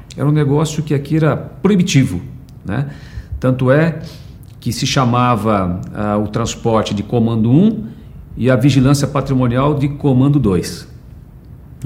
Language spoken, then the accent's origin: Portuguese; São Paulo, Brazil; nasci em São Paulo em 19 de julho de 1963